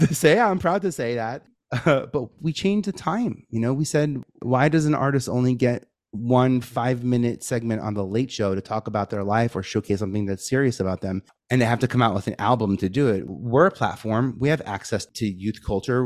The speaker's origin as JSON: {"language": "English", "town": "New York City", "region": "New York", "country": "United States", "tie": "born or raised there", "said": "I'm from New York, uh, born and raised in Staten Island"}